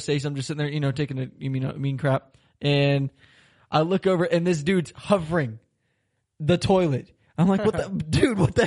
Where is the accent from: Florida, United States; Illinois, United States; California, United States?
Florida, United States; moved away as an adult; now in Germany; I'm from Florida. It's always 80, 90 degrees